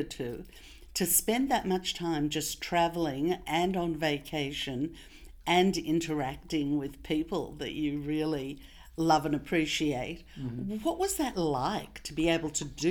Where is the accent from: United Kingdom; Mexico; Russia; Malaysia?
Russia; now in Australia; I was born in Russia